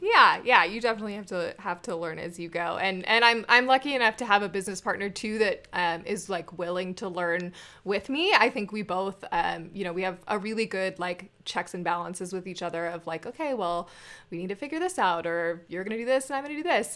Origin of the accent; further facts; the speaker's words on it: Scottsdale, Arizona, United States; I grew up in Scottsdale.